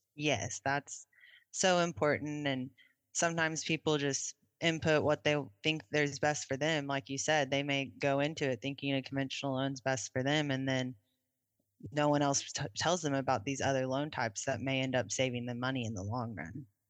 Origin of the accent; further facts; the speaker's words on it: Oklahoma City, Oklahoma, United States; I grew up in Oklahoma City